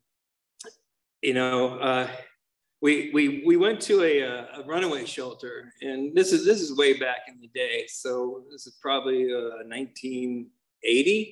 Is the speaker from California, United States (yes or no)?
yes; Santa Monica, California, United States; I was born in Santa Monica up in LA.